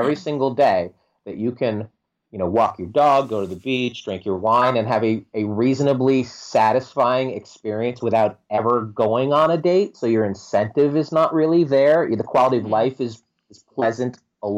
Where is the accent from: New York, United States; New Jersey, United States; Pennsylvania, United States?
New York, United States; I'm from New York